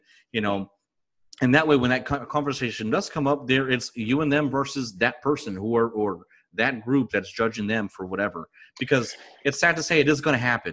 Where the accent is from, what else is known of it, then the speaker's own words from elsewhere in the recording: United States; I'm from America